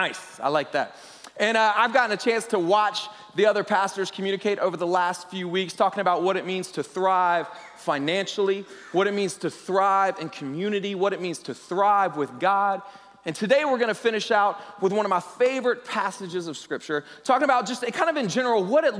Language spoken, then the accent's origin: English; Southeast, United States; moved away as an adult; also born or lived in Lima, Peru / Miami, Florida / Western Europe / New York City; I grew up in the Southeast, so I say words like ain't and y'all and all that good stuff.